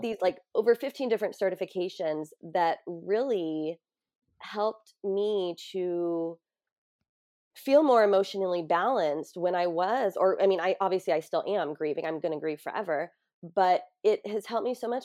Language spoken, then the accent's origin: English; San Diego, California, United States; in San Diego, in my hometown